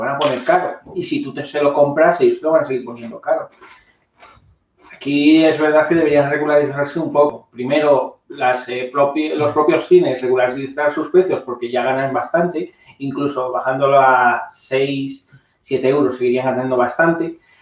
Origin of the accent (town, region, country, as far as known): Spain; born or raised there